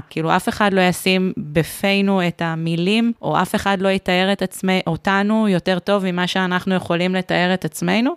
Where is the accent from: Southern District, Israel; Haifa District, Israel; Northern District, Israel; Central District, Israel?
Northern District, Israel; Beit She'an; אני מבית שאן